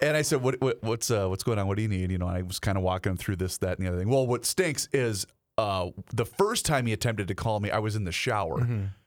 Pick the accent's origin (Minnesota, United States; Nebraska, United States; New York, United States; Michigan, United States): Minnesota, United States; Faribault; my hometown of Faribault